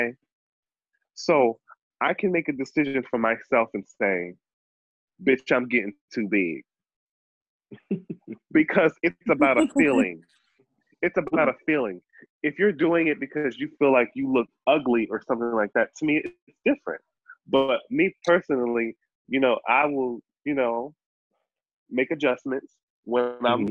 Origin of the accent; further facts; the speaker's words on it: New York, United States; accent: New York; my New York accent